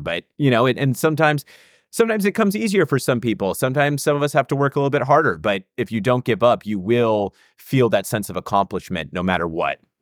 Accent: United States; I was from America

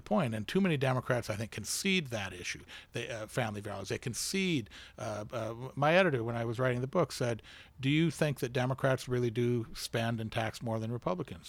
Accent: United States; as an American who takes pride in America

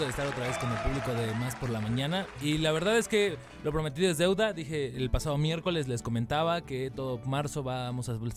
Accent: Veracruz, Mexico; no nos quede duda a los veracruzanos

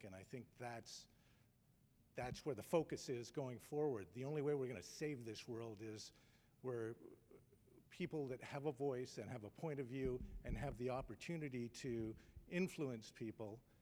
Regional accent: Toronto, Ontario, Canada; moved away as an adult; I'm a Canadian. I've moved here recently from Toronto

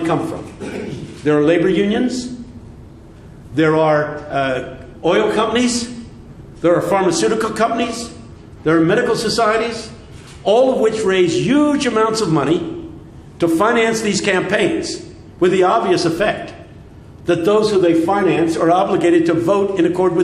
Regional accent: United States; I'm speaking as an American

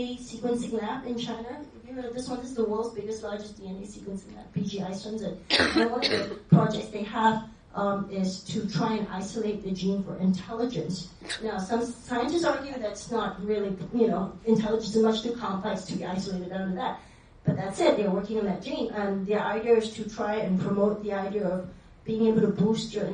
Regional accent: Malaysia; I grew up in Malaysia next to Singapore

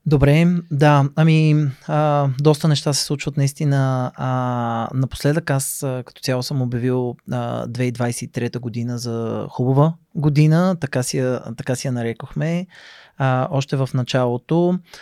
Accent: Sofia, Sofia City, Bulgaria; израснал съм в София

